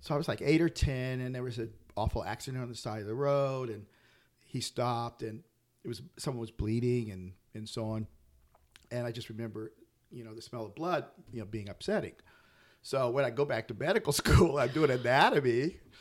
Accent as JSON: {"language": "English", "region": "Pennsylvania", "country": "United States", "tie": "born or raised there", "also_born_or_lived": "Nashville, Tennessee", "moved": "yes", "lives_now": "Humboldt, United States", "said": "raised in Pennsylvania"}